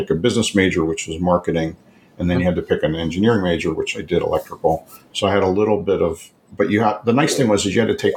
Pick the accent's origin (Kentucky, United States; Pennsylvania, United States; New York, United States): Pennsylvania, United States; Levittown; moved away as an adult; now in Arizona, United States; I was born and raised in Philadelphia area in Levittown, Pennsylvania